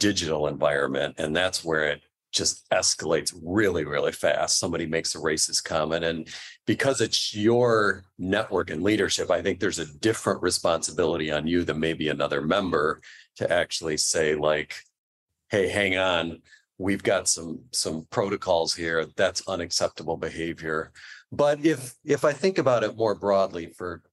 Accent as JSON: {"language": "English", "region": "New York", "country": "United States", "tie": "born or raised there", "also_born_or_lived": "Midwest", "moved": "yes", "lives_now": "California, United States", "said": "I grew up in New York"}